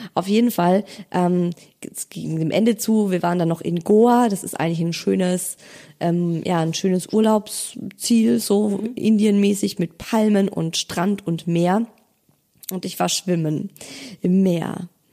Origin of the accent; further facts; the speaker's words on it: Germany; Bei uns in Deutschland